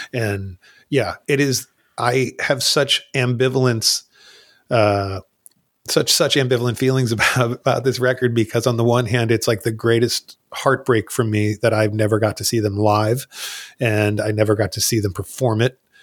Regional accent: New Jersey, United States; I moved from, when I was, like, ten years old, I moved from North Jersey to South Jersey

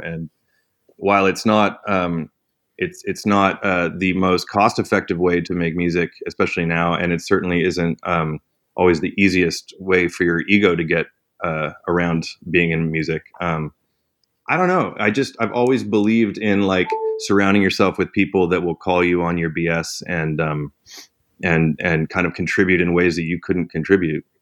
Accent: Canada; I'm Canadian.

